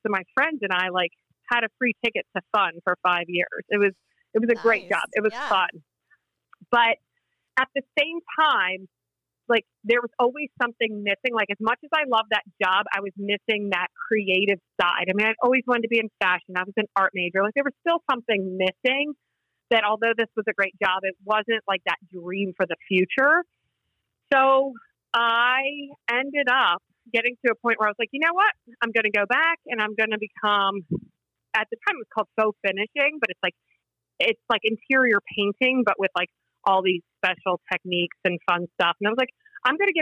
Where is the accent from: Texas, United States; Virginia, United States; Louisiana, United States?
Virginia, United States; moved away as an adult; also born or lived in Philadelphia area, Pennsylvania / Washington, D.C.; now in New Jersey, United States; So I grew up in Virginia. So I went to college in Virginia.